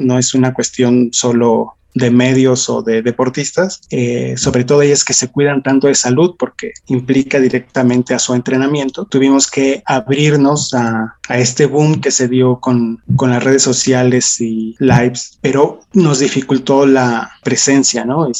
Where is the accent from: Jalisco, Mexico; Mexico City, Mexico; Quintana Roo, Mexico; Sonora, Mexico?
Mexico City, Mexico; en el caso de la Ciudad de México, que es donde, de donde soy